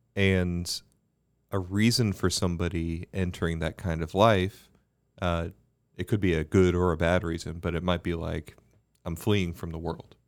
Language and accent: English; Bermuda; Growing up in Bermuda